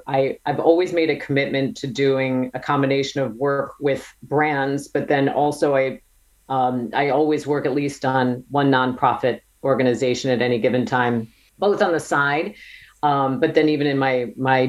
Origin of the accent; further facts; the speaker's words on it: Wisconsin, United States; I grew up in Wisconsin and was sort of a girl from the farm